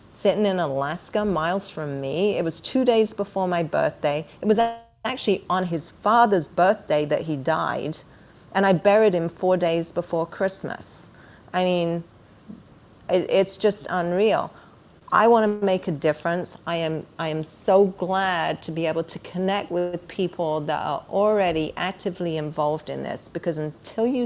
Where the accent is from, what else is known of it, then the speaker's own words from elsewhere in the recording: England, United Kingdom; moved away as an adult; I was born and raised in England.